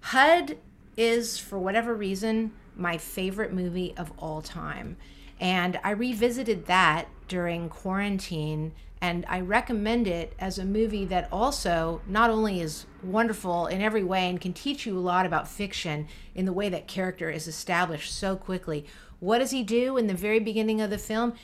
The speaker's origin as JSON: {"language": "English", "town": "San Francisco", "region": "California", "country": "United States", "tie": "born or raised there", "said": "the kids who went to public school in San Francisco in the seventies and eighties"}